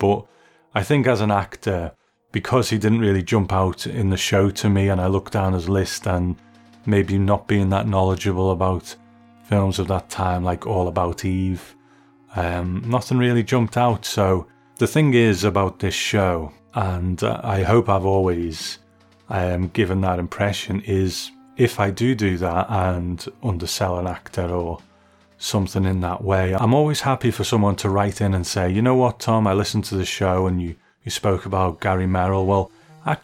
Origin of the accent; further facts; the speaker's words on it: Sunderland, North East England, United Kingdom; born there; I was born in Sunderland in the northeast of England